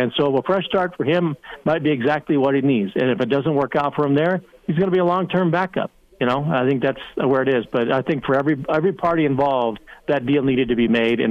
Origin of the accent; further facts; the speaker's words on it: Fairbury, Nebraska, United States; moved away; I'm from Nebraska.